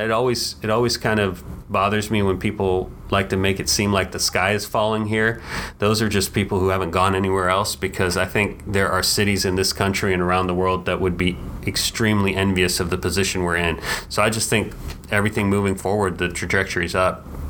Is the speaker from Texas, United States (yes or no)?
yes; Dallas, Texas, United States; growing up in Dallas and having gone to Fair Park every year as a kid